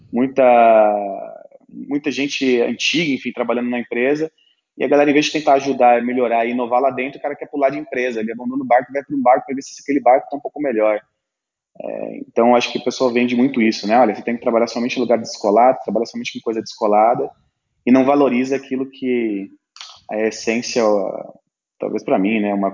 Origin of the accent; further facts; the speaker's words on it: São Paulo, Brazil; o meu propósito hoje é diferente do propósito que eu tinha quando eu vim do interior de São Paulo.